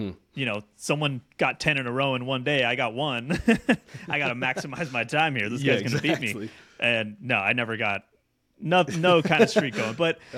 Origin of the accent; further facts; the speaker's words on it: Mexico; So I grew up in Mexico for a little while.